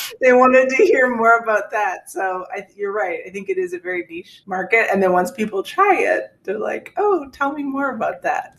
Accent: Canada; I'm a Canadian

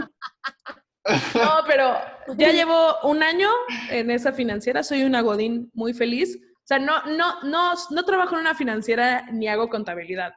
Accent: Cancún, Quintana Roo, Mexico; Camino y yo somos de Cancún

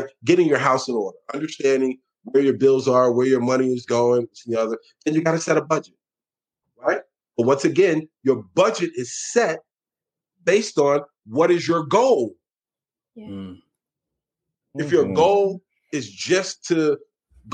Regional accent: New York City, New York, United States; I was born and raised in New York City.

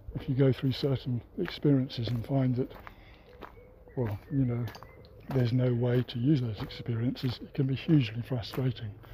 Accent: United Kingdom; it is my home country

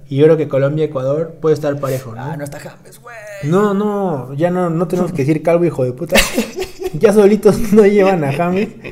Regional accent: Mexico; como mexicanos

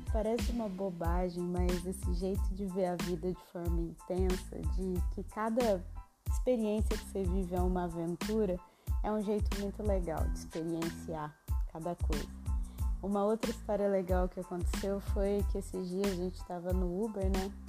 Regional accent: Minas Gerais, Brazil; Eu, como uma boa mineira, adoro uma história mas em Minas, o que, a gente, o que eu sempre percebi é que o mineiro gosta de contar aquele caos comprido

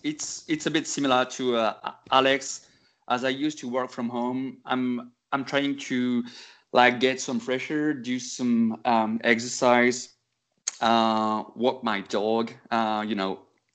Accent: Bordeaux, Nouvelle-Aquitaine, France; English is a second language; So as I was born in Bordeaux

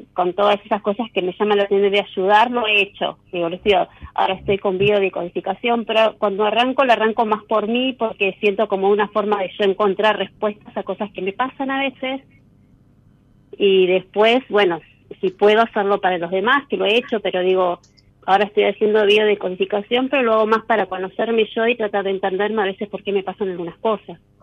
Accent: Buenos Aires Province, Argentina; De acá de Buenos Aires, de zona norte

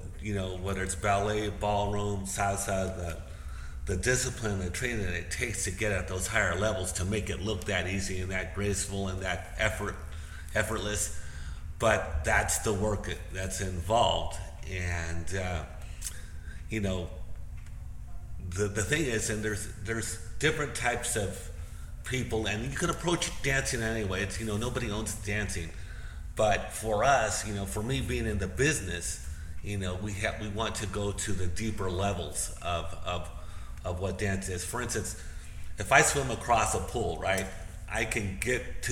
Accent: Bakersfield, California, United States; growing up in Southern California in a really conservative town called Bakersfield

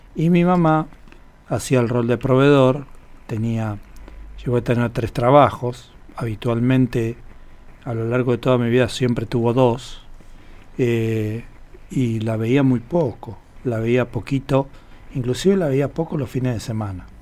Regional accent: Buenos Aires, Argentina; moved away as an adult; now in Buenos Aires Province, Argentina; yo nací hace 58 años en un barrio de la capital federal de la ciudad de Buenos Aires eh, que se llama San Cristóbal

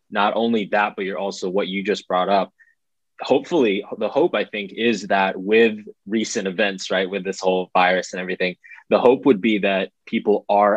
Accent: United States; as an American

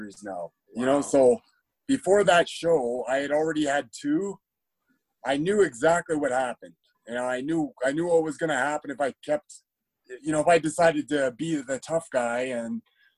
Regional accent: Calgary, Alberta, Canada; also born or lived in Iowa; I grew up in Calgary

